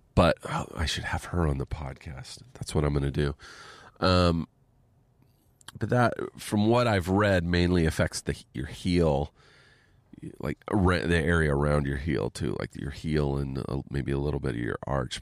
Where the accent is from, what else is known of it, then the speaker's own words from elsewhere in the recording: Southern California, United States; also born or lived in Pennsylvania; I grew up here in Southern California, but I got sent to a military school in Pennsylvania